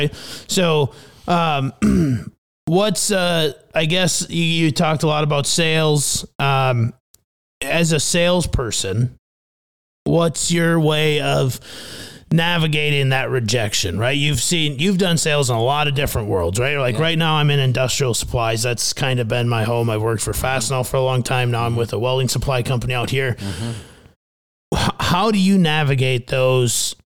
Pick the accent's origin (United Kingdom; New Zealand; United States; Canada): United States; Midwest; now in Phoenix, United States; growing up in the Midwest